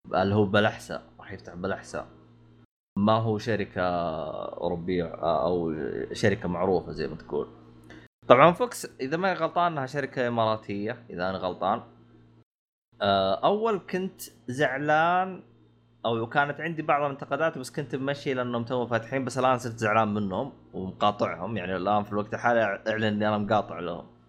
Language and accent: Arabic; Saudi Arabia; عندنا بالسعوديه